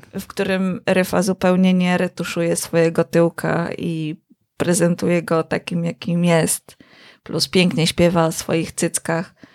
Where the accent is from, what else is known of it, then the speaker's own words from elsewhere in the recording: Kielce, Świętokrzyskie Voivodeship, Poland; miasto, skąd pochodzimy z Konradem